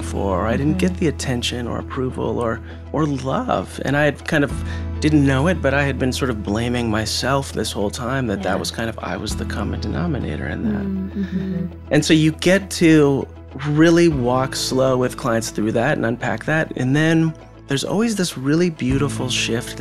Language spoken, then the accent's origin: English; Pacific Northwest, United States; moved away as an adult; now in Nashville, United States; grew up in the Pacific Northwest.